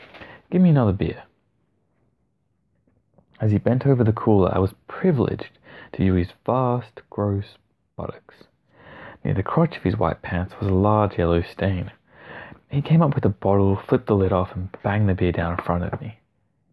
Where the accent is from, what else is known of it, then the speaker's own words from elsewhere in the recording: Australia; as an Aussie